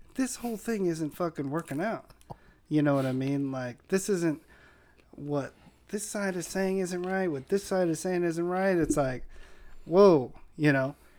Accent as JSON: {"language": "English", "town": "San Diego", "region": "California", "country": "United States", "tie": "born or raised there", "said": "where I grew up in Linda Vista."}